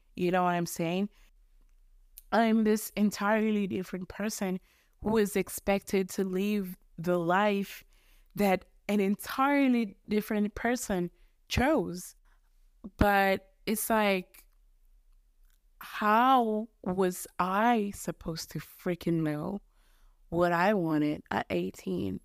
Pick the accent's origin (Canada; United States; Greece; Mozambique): Mozambique; accent: mixture of English, American, Australian, Mozambican; English is a second language; Mozambique is where I'm from